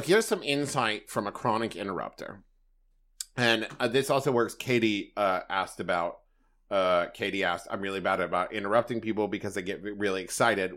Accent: Huntington, West Virginia, United States; moved away; also born or lived in Los Angeles; in Huntington, West Virginia, which is my hometown

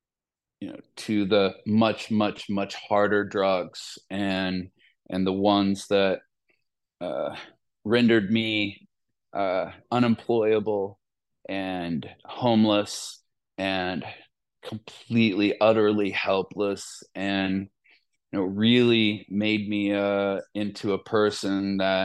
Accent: Columbus, Ohio, United States; born or raised there

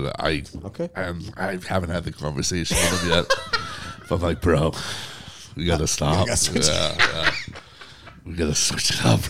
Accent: Boston, Massachusetts, United States; especially for me growing up in Boston sports

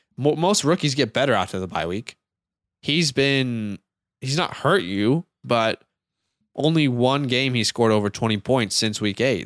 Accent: United States; now in Australia; I'm an American.

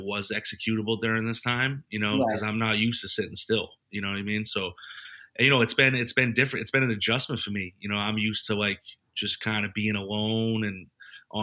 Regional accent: Boston, Massachusetts, United States; moved away as an adult; now in Los Angeles, United States; I'm originally from Boston, from the city, and I've been out here since about 2005

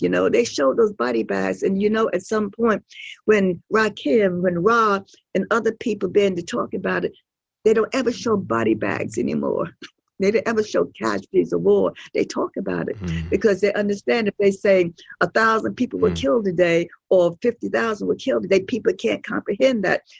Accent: New York, United States; we're from New York

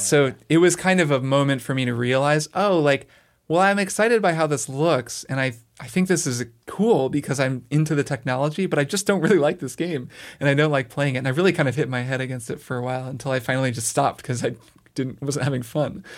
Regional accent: Bloomington, Indiana, United States; I grew up in Bloomington, Indiana

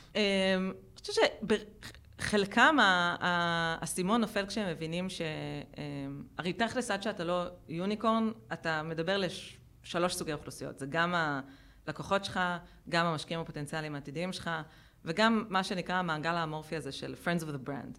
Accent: Israel; גדלנו במדינה שהיא מיליטנטית ומאוד וכחנית

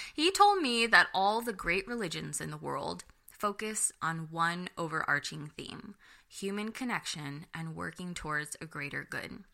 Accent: United States; I'm Filipino American

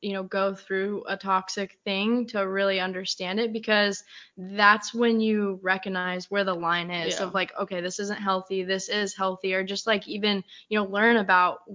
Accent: Colorado, United States; now in San Diego, United States; I'm from Colorado, where it's just like you kind of sugarcoat things

